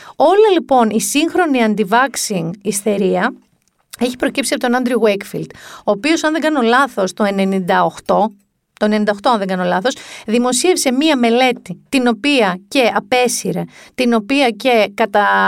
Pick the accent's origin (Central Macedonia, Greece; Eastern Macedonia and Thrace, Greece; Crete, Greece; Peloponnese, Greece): Peloponnese, Greece; Mani; στη Μάνη, την πατρίδα μου